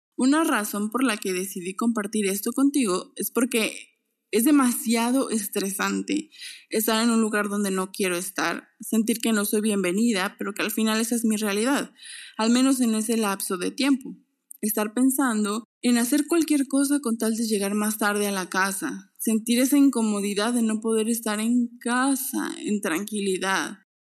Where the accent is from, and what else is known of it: Mexico; moved away as an adult